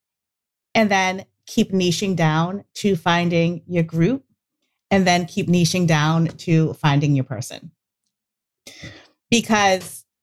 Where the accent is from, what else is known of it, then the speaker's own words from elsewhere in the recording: New England, United States; we're from New England. And again, it's crackers. Sometimes it comes out as crackers. No one knows what we're saying half the time